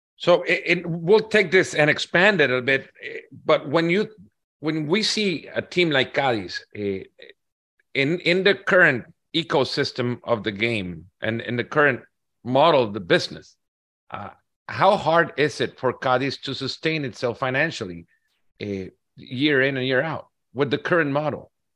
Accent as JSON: {"language": "English", "country": "El Salvador", "tie": "born or raised there", "said": "I'm from El Salvador"}